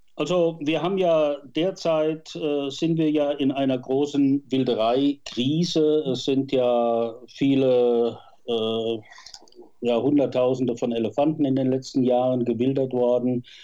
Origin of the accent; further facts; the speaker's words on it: Westerwald, Rhineland-Palatinate, Germany; moved away as an adult; also born or lived in Bonn; Ich stamme aus dem Westerwald